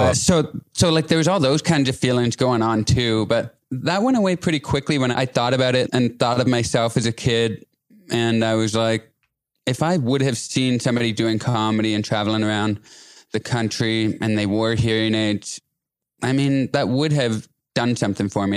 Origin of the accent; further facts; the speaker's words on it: an hour outside Toronto, Ontario, Canada; I'm from a place like an hour outside Toronto